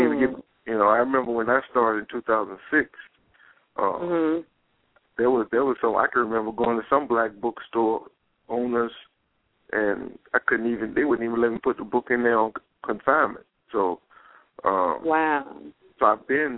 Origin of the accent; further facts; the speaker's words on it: New Orleans, Louisiana, United States; now in Dallas, United States; I'm from New Orleans. I don't live in New Orleans now. I live in Dallas, but I'm from New Orleans